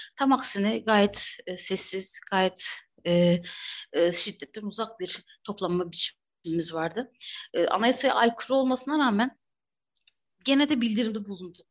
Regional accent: Batman, Batman Province, Turkey; ben de Batman'da büyüdüm, doğdum, büyüdüm

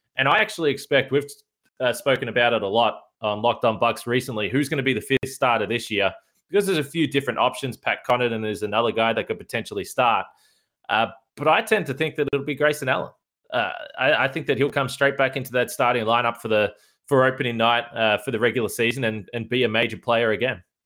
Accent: Australia; as an Australian

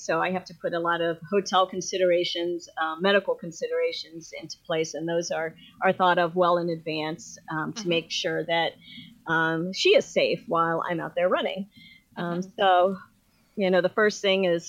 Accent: Ohio, United States; I'm from Ohio

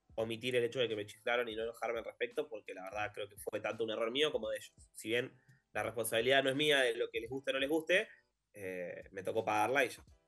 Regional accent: Argentina

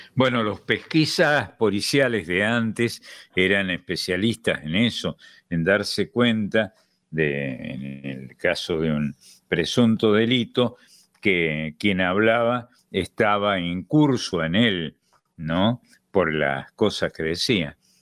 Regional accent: Argentina

